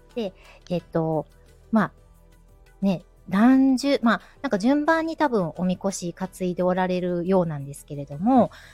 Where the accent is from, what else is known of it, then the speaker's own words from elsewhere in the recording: Kyoto, Japan; accent: Kansai dialect; 私みたいに京都に生まれ育ってても